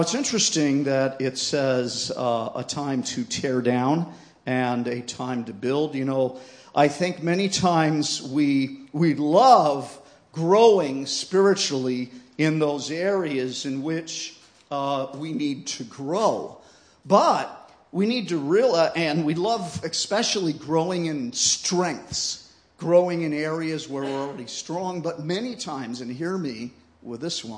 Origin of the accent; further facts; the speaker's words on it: United States; I come from the United States